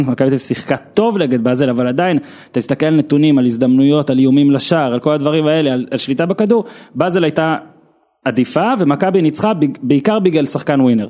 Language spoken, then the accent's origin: Hebrew; Israel; אני גם ממושב בנעמי